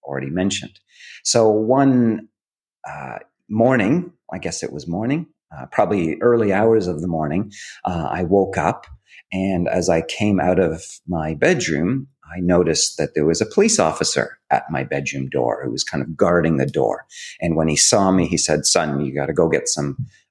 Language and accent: English; Hamilton, Ontario, Canada; moved away as an adult; now in Australia; growing up in Canada, I grew up in a town called Hamilton